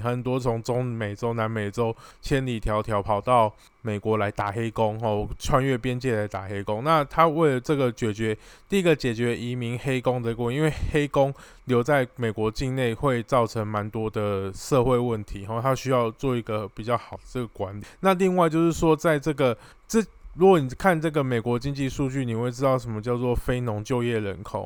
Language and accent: Chinese; Taiwan; 我们台湾人